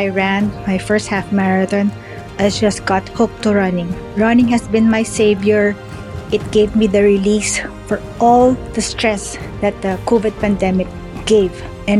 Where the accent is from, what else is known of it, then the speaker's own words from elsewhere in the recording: Philippines; now in United States; from Isabel, California, originally from the Philippines.